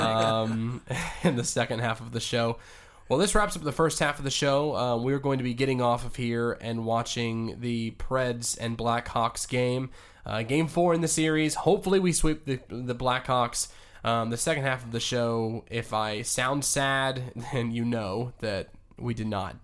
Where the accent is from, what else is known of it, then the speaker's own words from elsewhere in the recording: Dalton, Georgia, United States; moved away; also born or lived in Morrow, Georgia / Southeast US; My family is from Georgia. I was born in Dalton, Georgia, or Morrow, Georgia. I grew up in Dalton for a few years